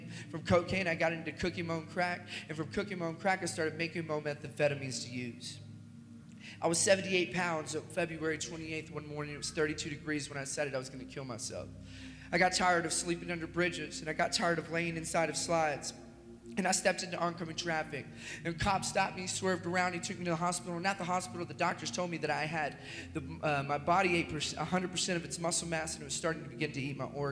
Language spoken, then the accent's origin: English; Lexington, Kentucky, United States; I was born in Lexington, Kentucky.